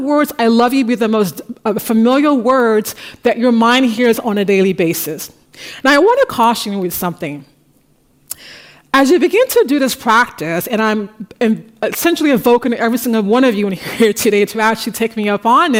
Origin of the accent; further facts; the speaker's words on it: United States; now in Paris, France; I'm an American